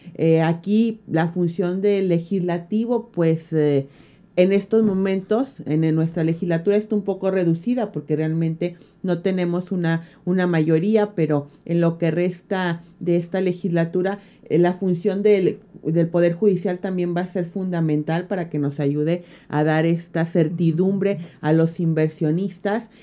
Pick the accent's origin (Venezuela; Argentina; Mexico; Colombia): Mexico; Jalisco; moved away as an adult; a mí me gusta regresar tanto a mi tierra